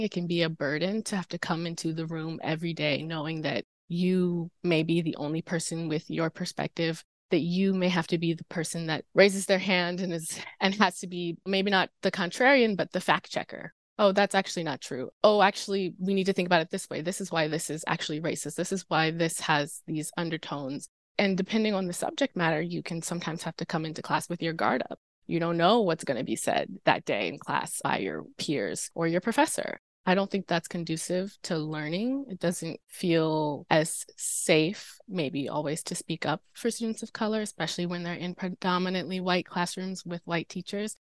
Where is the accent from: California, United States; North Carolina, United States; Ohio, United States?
North Carolina, United States; Durham; I'm from North Carolina. I'm from Durham